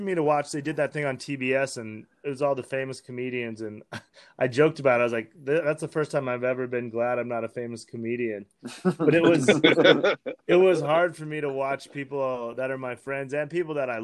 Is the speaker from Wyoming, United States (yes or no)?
yes; Wyoming, United States; Me growing up in Wyoming